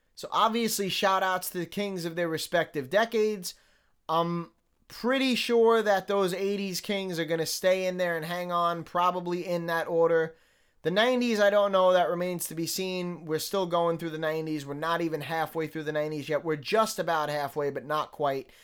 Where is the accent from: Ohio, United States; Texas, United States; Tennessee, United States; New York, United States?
New York, United States; New York City; I still was born and raised in New York City